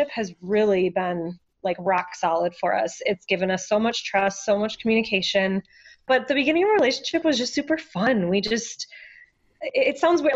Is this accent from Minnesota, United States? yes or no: yes; Minnesota, United States; also born or lived in Denver; I was born and raised in Minnesota